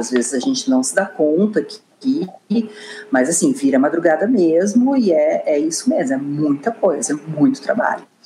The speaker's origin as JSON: {"language": "Portuguese", "town": "Porto Alegre", "region": "Rio Grande do Sul", "country": "Brazil", "also_born_or_lived": "Brasília", "accent": "gaúcho", "moved": "as an adult", "said": "vocês têm sotaque gaúcho, ah, nós somos de Porto Alegre"}